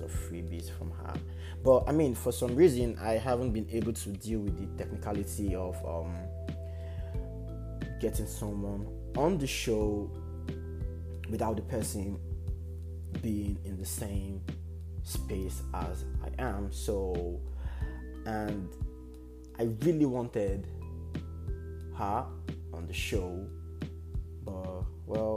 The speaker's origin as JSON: {"language": "English", "country": "Nigeria", "said": "as Nigerians"}